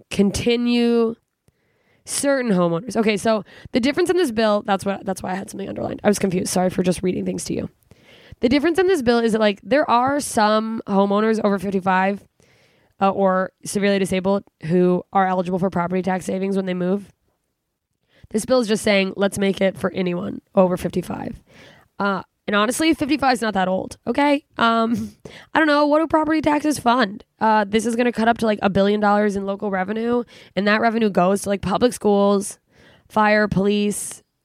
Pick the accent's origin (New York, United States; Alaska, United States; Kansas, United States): Alaska, United States; now in California, United States; I'm from Alaska. It's dark all the time